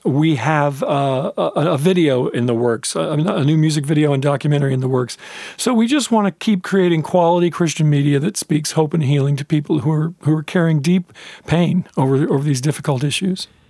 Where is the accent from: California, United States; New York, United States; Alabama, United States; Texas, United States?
California, United States; Southern; also born or lived in Kokomo, Indiana; I grew up in California